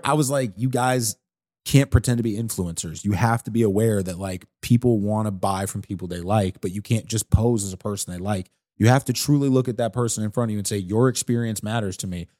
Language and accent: English; St. Louis, Missouri, United States; I'm from the South Side.